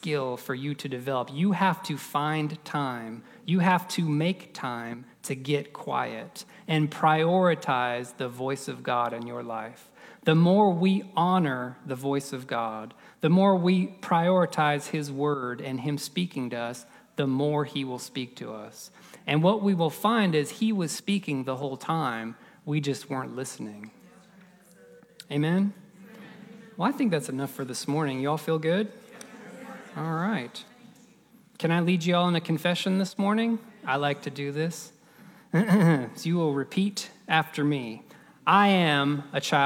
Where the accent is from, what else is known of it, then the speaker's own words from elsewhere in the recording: Florida, United States; I grew up in Florida